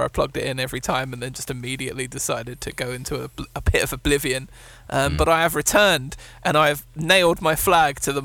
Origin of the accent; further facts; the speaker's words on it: England, United Kingdom; as an Englishman